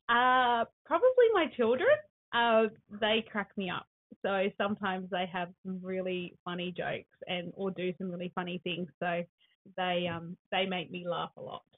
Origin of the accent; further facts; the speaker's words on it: Sydney, New South Wales, Australia; now in Laurieton, Australia; I was born in Sydney